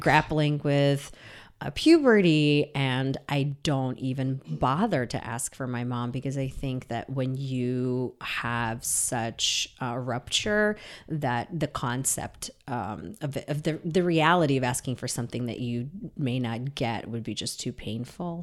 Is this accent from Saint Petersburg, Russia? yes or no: yes; Saint Petersburg, Russia; moved away; I was born in Leningrad, and now that's Saint Petersburg